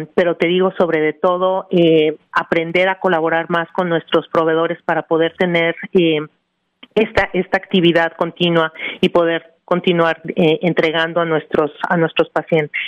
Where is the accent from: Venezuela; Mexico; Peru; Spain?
Mexico; Mexico City; born or raised there; moved away as an adult; now in New Jersey, United States